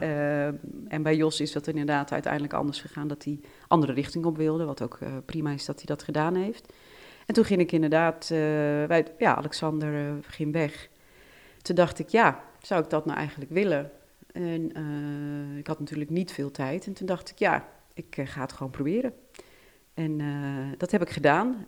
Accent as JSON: {"language": "Dutch", "country": "Netherlands", "tie": "born or raised there", "said": "En ik ben Nederlands staatsburger. Ik ben hier geboren."}